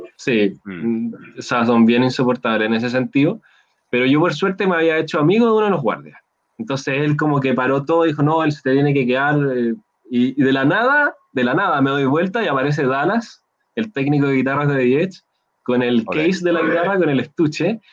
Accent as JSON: {"language": "Spanish", "country": "Chile", "said": "yo dije que era de Chile"}